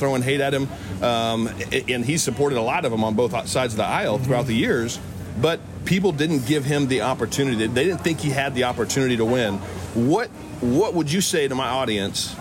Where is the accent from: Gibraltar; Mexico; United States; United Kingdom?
United States; California; I'm a California kid. I was born and raised in California